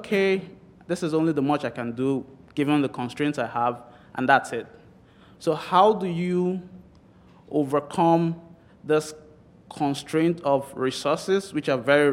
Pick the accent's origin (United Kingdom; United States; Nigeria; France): Nigeria; moved away as an adult; I'm from Nigeria, Africa.